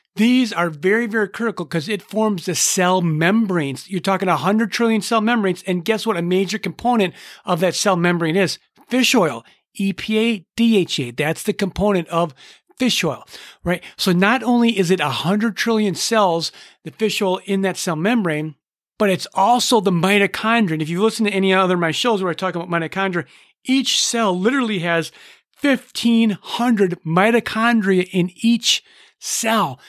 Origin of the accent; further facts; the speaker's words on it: Minnesota, United States; I'm from Minnesota